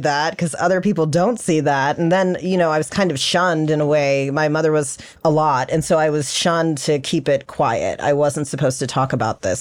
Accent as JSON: {"language": "English", "region": "South Florida", "country": "United States", "tie": "born or raised there", "also_born_or_lived": "Los Angeles", "said": "I was born in Los Angeles, actually, but I grew up in South Florida."}